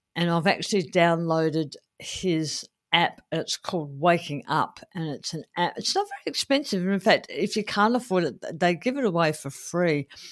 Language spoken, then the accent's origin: English; Adelaide, South Australia, Australia; here in, uh, my hometown of Adelaide